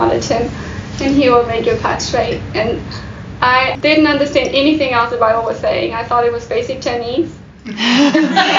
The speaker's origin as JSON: {"language": "English", "country": "Argentina", "tie": "born or raised there", "also_born_or_lived": "Germany", "moved": "yes", "said": "I was born in Europe, in Germany, but then I grew up in Argentina, and we traveled a lot back and forth as children"}